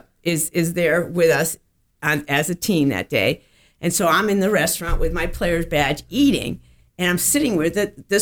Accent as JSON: {"language": "English", "region": "Connecticut", "country": "United States", "tie": "born or raised there", "also_born_or_lived": "Cincinnati", "moved": "yes", "lives_now": "Florida, United States", "said": "I grew up in Connecticut, and as a kid, I went to the U.S. Open"}